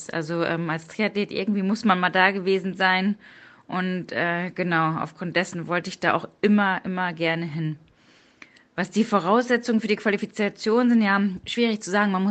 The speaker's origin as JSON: {"language": "German", "region": "North Rhine-Westphalia", "country": "Germany", "tie": "born there", "lives_now": "Cologne, Germany", "said": "38 Jahre alt, komme gebürtig aus dem Münsterland und wohne jetzt schon seit 2004 in Köln und arbeite dort bei der Polizei."}